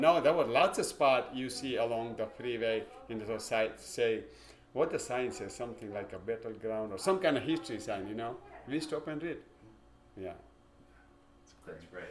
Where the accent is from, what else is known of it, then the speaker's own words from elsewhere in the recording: India; English is a second language; now in Ontario, United States; we came from India, which is small village.